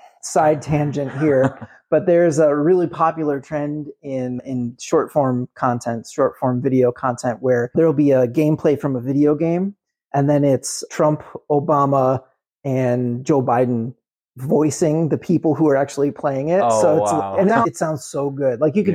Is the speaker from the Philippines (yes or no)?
yes; Manila, Metro Manila, Philippines; we're from Manila.